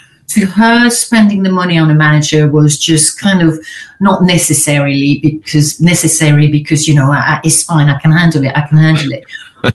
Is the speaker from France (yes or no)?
yes; France; accent: French; English is a second language; moved away as an adult; now in United Kingdom; I'm French originally. I'm sure you've heard, but I've got a bit of an accent where everyone's thinking, where is she from exactly? So I'm French. I was born in France. I lived there till I was 21.